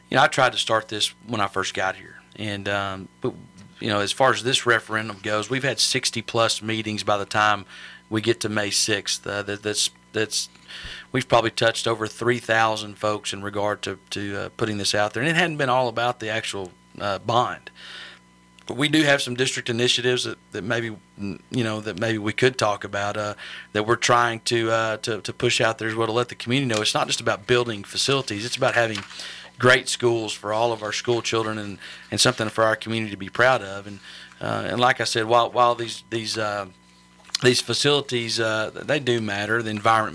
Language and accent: English; Carthage, Texas, United States; also born or lived in Lindale, Texas; since I was a young lad growing up in East Texas in Lindell and Carthage